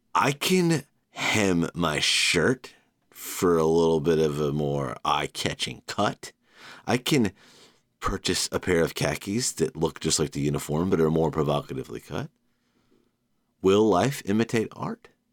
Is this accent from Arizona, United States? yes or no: no; Savannah, Georgia, United States; my hometown